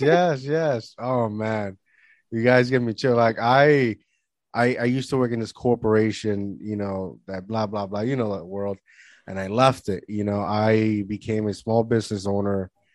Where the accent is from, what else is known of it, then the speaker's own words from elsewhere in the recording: Puerto Rico; moved away; also born or lived in Florida; growing up in Puerto Rico